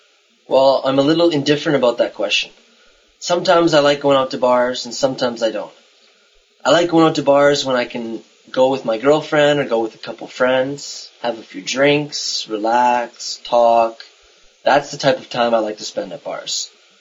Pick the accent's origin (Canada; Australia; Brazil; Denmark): Canada; I'm from Canada